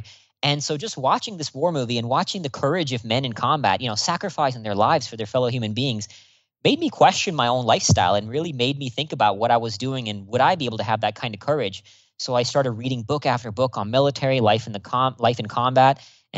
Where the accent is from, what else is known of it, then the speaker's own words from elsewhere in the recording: India; born there; also born or lived in Singapore / Austin, United States; So I was born here in India, where I'm speaking to you from right now, then moved to Singapore and then Austin, Texas.